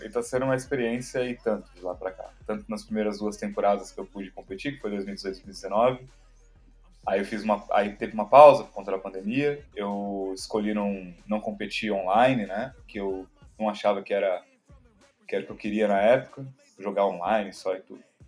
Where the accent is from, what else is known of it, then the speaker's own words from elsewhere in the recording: São Paulo, Brazil; sou daqui de São Paulo mesmo